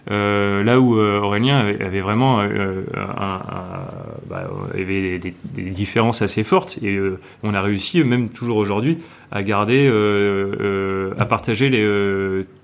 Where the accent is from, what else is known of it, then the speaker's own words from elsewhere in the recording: France; now in Hong Kong; On est français, on va faire les trucs que nous on aime.